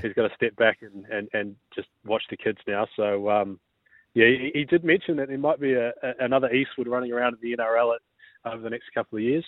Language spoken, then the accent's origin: English; New Zealand; now in Australia; I'm from New Zealand